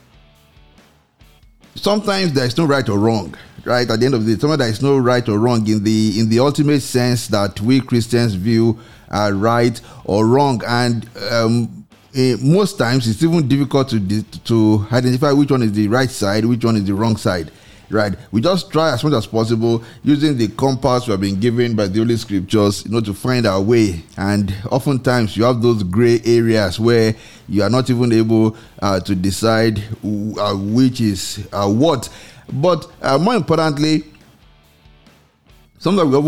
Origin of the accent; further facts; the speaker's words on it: Nigeria; in Nigeria, because you find that, well, because we are a religious nation